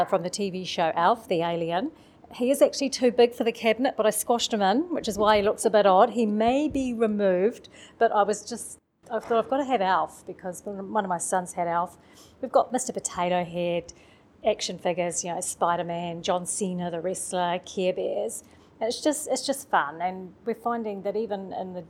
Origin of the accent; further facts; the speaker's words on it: Manawatū-Whanganui, New Zealand; We're from the Manawatu